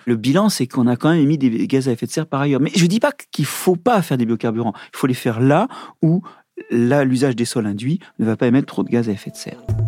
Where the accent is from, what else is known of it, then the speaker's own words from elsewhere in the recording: Brittany, France; je suis breton